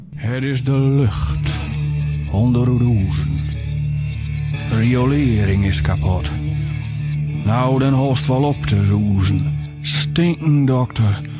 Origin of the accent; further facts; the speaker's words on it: Zandeweer, Groningen, Netherlands; also born or lived in Uithuizen; ik ben geboren in Zandeweer, maar ik ging naar de middelbare school helemaal eh, drie kilometer verderop naar Uithuizen